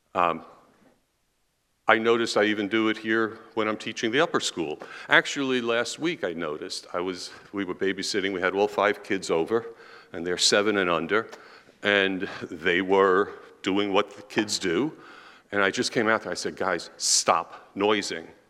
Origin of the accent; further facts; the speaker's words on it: New York City, New York, United States; moved away as an adult; now in Pennsylvania, United States; we're from New York. We're from Queens, actually